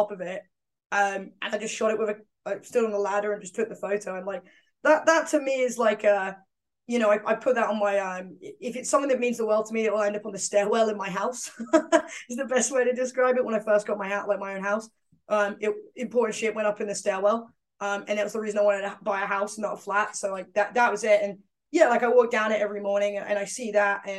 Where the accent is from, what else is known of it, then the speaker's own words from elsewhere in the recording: London, United Kingdom; accent: East End; my East End accent doesn't come out.